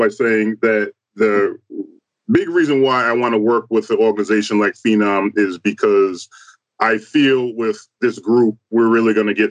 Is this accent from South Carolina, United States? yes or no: no; Rhode Island, United States; I am from Rhode Island.